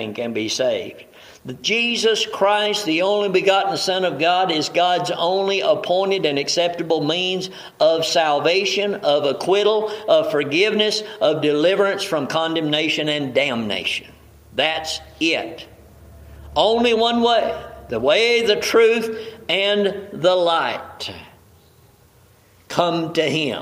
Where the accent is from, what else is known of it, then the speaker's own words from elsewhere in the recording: the South, United States; I grew up in the South.